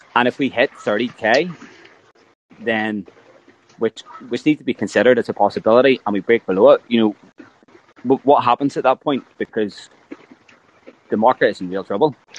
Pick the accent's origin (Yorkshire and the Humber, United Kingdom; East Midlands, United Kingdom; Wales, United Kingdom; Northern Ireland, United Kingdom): Northern Ireland, United Kingdom; I'm from Ireland.